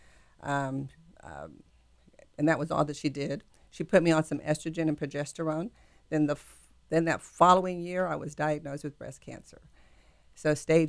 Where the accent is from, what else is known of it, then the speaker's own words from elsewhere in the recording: Houston, Texas, United States; I'm a native Houstonian